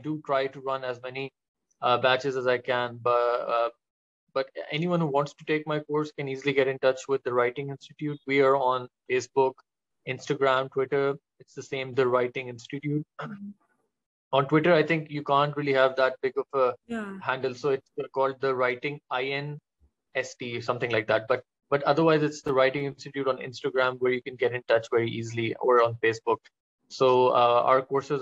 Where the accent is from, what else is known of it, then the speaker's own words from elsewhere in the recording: Pakistan; as a Pakistani